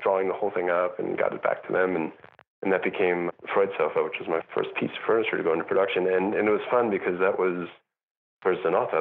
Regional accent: New York, United States; moved away as an adult; also born or lived in Europe; I'm also a New Yorker

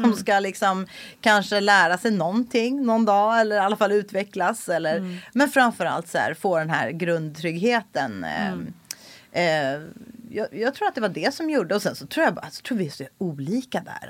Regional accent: Stockholm County, Sweden; also born or lived in Los Angeles, United States; jag är uppvuxen i Solsidan

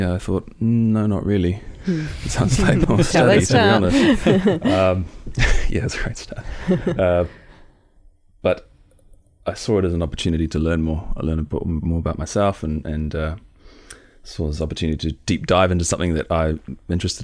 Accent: Tautoro, Northland, New Zealand; moved away; I'm from Tautoro. It's a little Māori, rural Māori community in Northland

